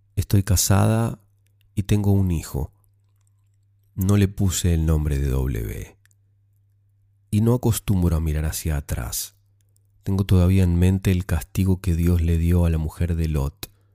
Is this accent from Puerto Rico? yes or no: no; Argentina; moved away as an adult; now in Australia; Soy argentina, tengo 23 años. Hace ocho meses vine a vivir a Australia